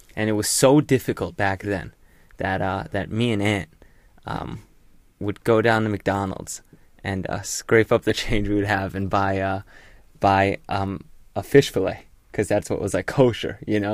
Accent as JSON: {"language": "English", "town": "Hull", "region": "Yorkshire and the Humber", "country": "United Kingdom", "tie": "born or raised there", "moved": "yes", "said": "the U K. I was born in Yorkshire. Hull, to be exact"}